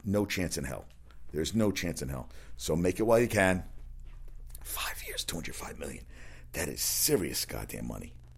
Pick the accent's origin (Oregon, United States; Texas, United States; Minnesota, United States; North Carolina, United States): North Carolina, United States; My hometown, North Carolina